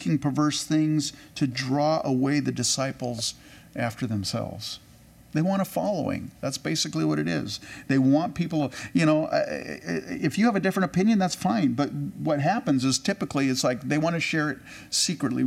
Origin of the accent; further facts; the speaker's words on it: California, United States; I grew up in California